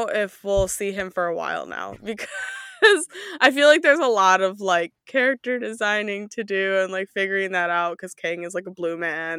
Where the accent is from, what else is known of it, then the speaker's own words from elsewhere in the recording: Midwest, United States; I am from the Midwest.